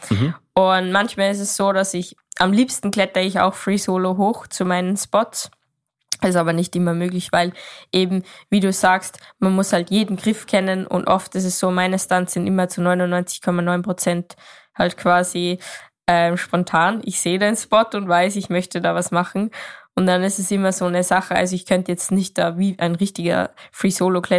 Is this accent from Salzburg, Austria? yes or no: yes; Salzburg, Austria; Ich komme aus Österreich, mhm.